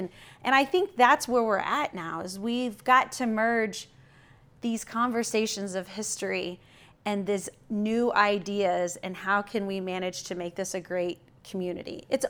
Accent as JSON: {"language": "English", "region": "Missouri", "country": "United States", "said": "I'm from a little town in Missouri, you know."}